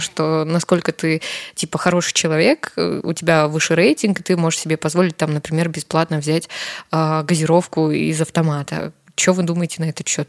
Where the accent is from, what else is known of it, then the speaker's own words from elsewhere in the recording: Karaganda, Karaganda Region, Kazakhstan; в Караганде, в моем родном городе